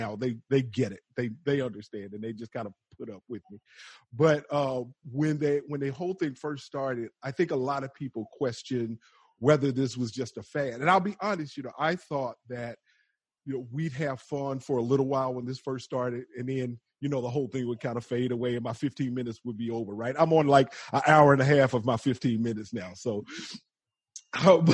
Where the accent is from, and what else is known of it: the South, United States; accent: Southern